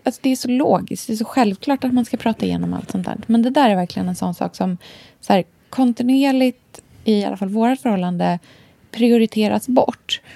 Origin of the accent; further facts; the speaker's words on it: Australia; när jag var liten i Australien